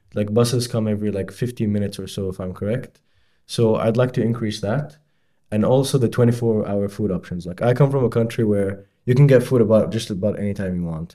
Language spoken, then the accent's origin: English; Bahrain; moved away as an adult; now in Edinburgh, United Kingdom; I'm from Bahrain